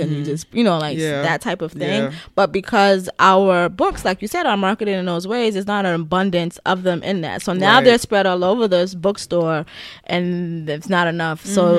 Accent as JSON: {"language": "English", "country": "Nigeria", "said": "I'm a Nigerian writer."}